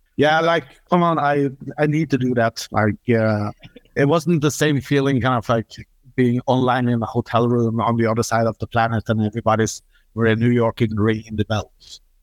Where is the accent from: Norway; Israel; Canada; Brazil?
Norway; I'm coming from Norway